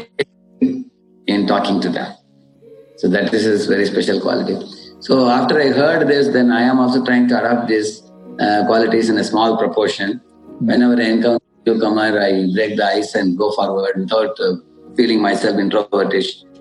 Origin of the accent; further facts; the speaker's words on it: South India, India; English is a second language; moved away as an adult; also born or lived in Mumbai, India / Pune, India; I hail from South India, and I studied in IIT Bombay